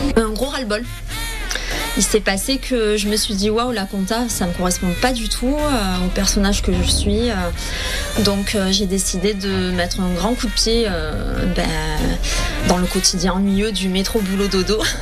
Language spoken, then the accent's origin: French; Avignon, Provence-Alpes-Côte d'Azur, France; je viens d'Avignon.